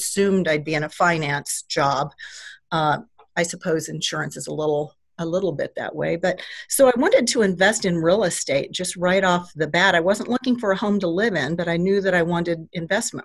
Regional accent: Nebraska City, Nebraska, United States; I'm a native, actually, of Nebraska City, so I was born and raised here

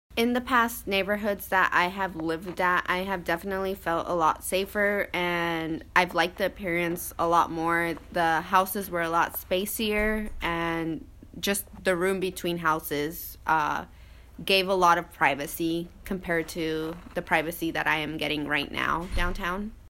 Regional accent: Lexington, Nebraska, United States; moved away as an adult; now in Lincoln, United States; I am originally from Lexington, Nebraska, which is about two and a half hours away from Lincoln.

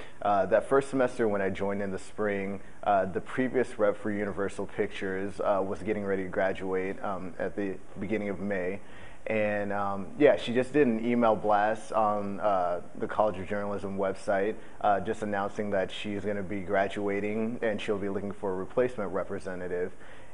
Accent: Lincoln, Nebraska, United States; I'm from Lincoln, Nebraska. I'm a senior here at the University of Lincoln, Nebraska.

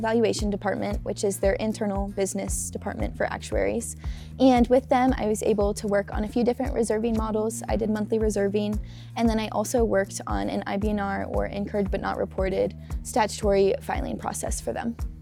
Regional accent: St. Louis, Missouri, United States; moved away as an adult; now in Lincoln, United States; I'm from St. Louis, Missouri

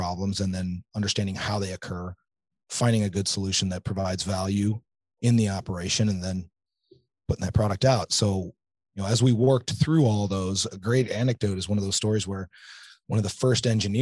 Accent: central Illinois, United States; I grew up in central Illinois, right here, about an hour or two north of here.

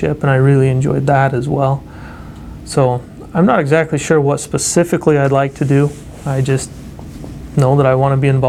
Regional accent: Utah, United States; moved away as an adult; now in Nebraska, United States; I grew up in Utah

